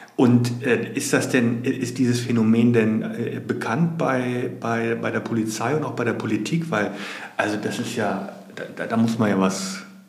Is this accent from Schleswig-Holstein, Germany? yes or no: yes; Schenefeld, Schleswig-Holstein, Germany; born or raised there